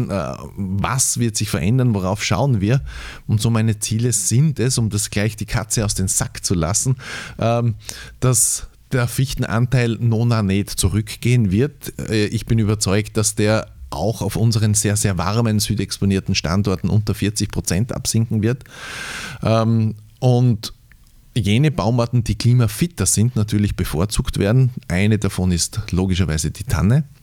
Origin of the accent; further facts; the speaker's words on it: Styria, Austria; denn ja, ich komme aus dem Mürztal und ich habe so meine Ideen, was nachhaltige Waldbewirtschaftung bedeutet